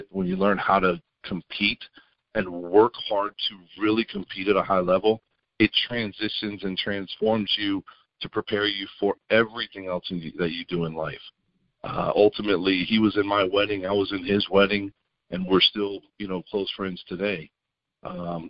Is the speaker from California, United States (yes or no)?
no; Memphis, Tennessee, United States; moved away as an adult; also born or lived in Tampa, Florida; I was born in Tampa, Florida, grew up in Memphis, but then went back to Tampa